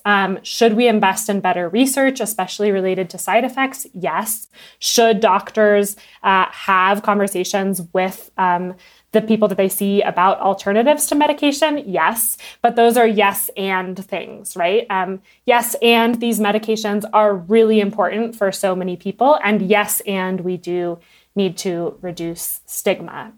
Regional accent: United States; I'm American

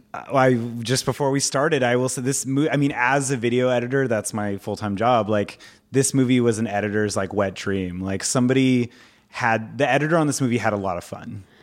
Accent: Orange County, California, United States; I grew up in Orange County with all, like, Asian and Indian friends

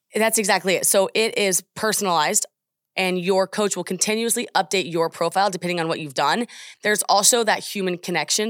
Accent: Oklahoma, United States; I am just from Oklahoma

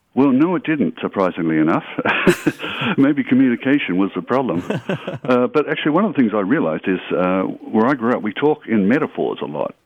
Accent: Australia; also born or lived in Canada; now in Fort Worth, United States; I grew up in Australia

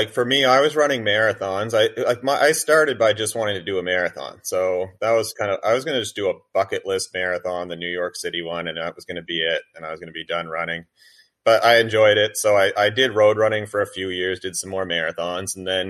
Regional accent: New Brunswick, Canada; Not really. I mean, it wasn't really a big part of growing up.

